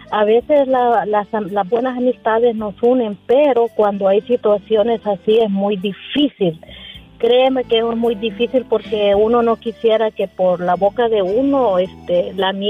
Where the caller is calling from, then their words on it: Las Vegas, Nevada, United States; de Las Vegas. ¿Cómo estás?